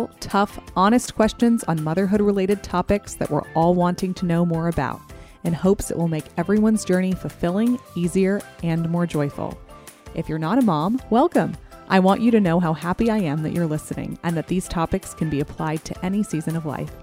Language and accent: English; Princeton, New Jersey, United States; I grew up in Princeton, New Jersey